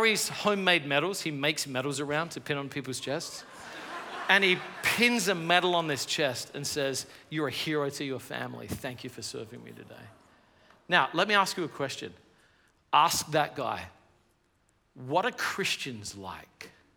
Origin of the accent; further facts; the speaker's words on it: Australia; now in United States; I live in America, but I'm from Australia